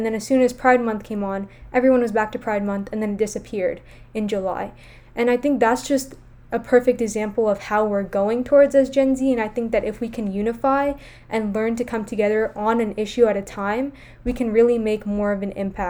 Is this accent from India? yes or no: yes; India; So I'm Hindu, I grew up Hindu, and I'm Indian